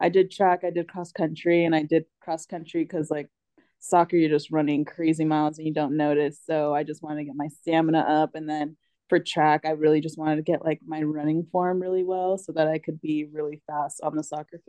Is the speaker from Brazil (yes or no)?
no; Apple Valley, California, United States; also born or lived in San Diego, California; I was born actually in San Diego, and I was there for a little bit, and then we ended up moving up to Apple Valley